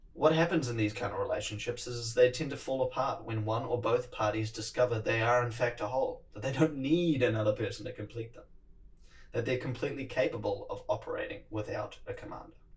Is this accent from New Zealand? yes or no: yes; New Zealand; accent: Kiwi; my Kiwi accent